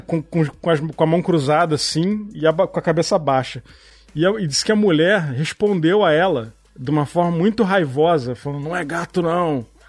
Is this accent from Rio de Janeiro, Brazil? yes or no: yes; Petrópolis, Rio de Janeiro, Brazil; also born or lived in São Paulo; Eu nasci em Petrópolis, fui morar em São Paulo. Recém-nascido e eu, quando tinha uns seis anos, a gente voltou para Petrópolis